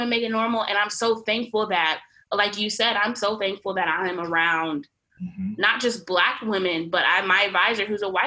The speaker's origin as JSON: {"language": "English", "town": "Fort Worth", "region": "Texas", "country": "United States", "said": "I'm from Fort Worth, Texas"}